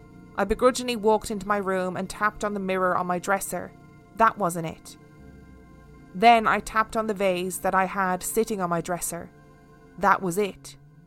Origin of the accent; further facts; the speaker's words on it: Denver, Colorado, United States; It's about 45 minutes from where I grew up in Denver, Colorado.